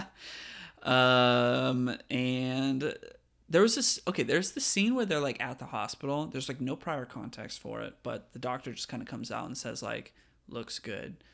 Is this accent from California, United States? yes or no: yes; California, United States; now in Virginia, United States; I grew up in California